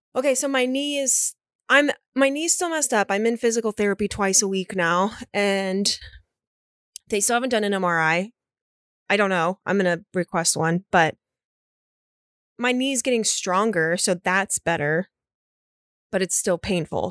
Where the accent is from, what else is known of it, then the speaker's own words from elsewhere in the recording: Florida, United States; I'm from Florida